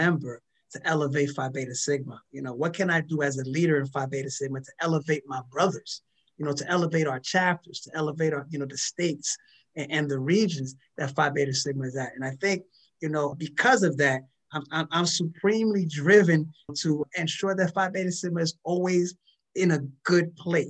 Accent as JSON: {"language": "English", "country": "DR Congo", "tie": "born or raised there", "moved": "yes", "said": "I was born in Zaire"}